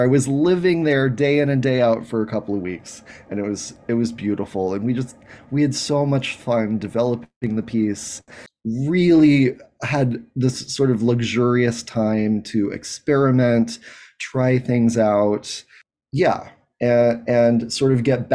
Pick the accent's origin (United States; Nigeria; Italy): United States; Anchorage, Alaska; I grew up in Anchorage, Alaska